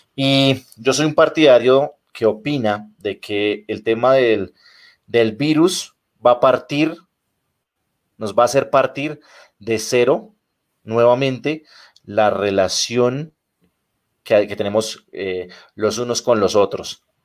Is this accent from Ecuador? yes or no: no; Colombia; mi país